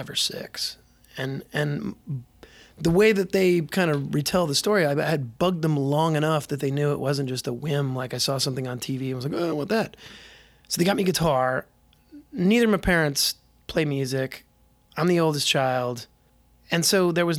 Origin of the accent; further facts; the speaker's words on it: Boise, Idaho, United States; moved away as an adult; also born or lived in Redmond / Moscow, Idaho / Oregon; I started the fourth grade in Boise